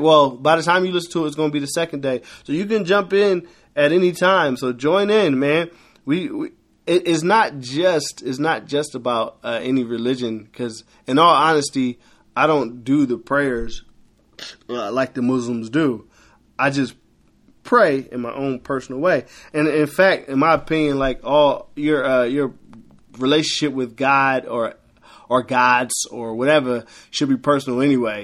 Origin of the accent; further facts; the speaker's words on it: Philadelphia, Pennsylvania, United States; I'm from Philly, and when I was younger, uh, you could catch the, uh, Broad Street sub